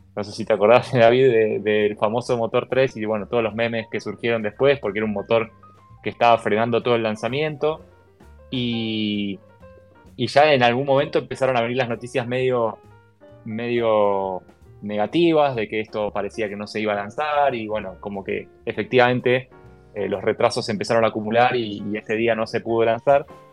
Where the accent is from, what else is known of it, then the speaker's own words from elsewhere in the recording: Argentina; yo avisé que no era de Estados Unidos por si no se nota mi acento, soy argentino